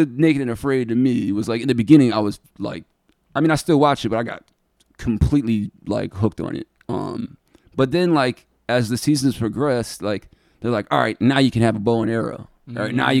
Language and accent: English; Geneva, New York, United States; I grew up in Geneva. Geneva's a super small town